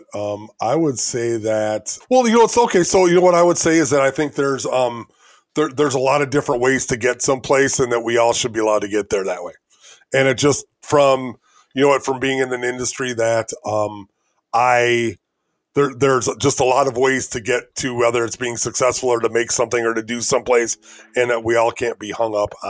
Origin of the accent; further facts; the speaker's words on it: Elgin, Illinois, United States; I'm from Elgin, Illinois